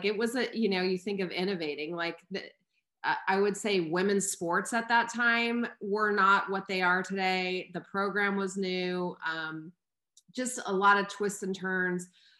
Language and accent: English; Albuquerque, New Mexico, United States; moved away as an adult; also born or lived in Atlanta, Georgia; I grew up in Albuquerque, New Mexico, and had spent any of my vacations were always out west to California.